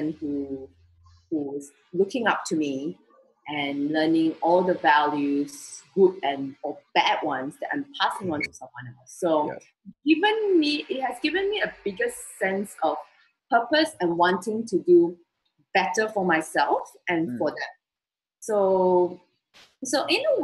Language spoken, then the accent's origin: English; Malaysia; now in Singapore; I'm from Malaysia, so my siblings and my dad is still back in Malaysia.